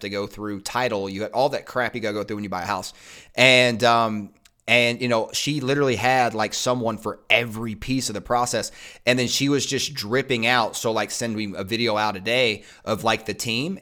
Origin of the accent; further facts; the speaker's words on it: Eastern Kentucky, United States; moved away; I grew up in Eastern Kentucky